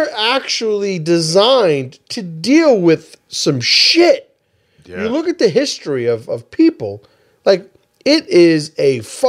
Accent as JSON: {"language": "English", "town": "New York City", "region": "New York", "country": "United States", "tie": "born or raised there", "said": "growing up in the Bronx"}